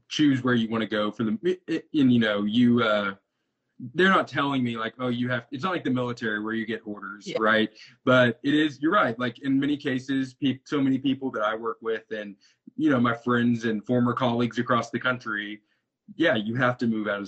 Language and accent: English; Wichita Falls, Texas, United States; moved away as an adult; also born or lived in Austin, Texas / Tyler, Texas; now in Arkansas, United States; grew up in Wichita Falls, which is almost the Oklahoma border, Texas-Oklahoma border. Spent my entire, you know, childhood there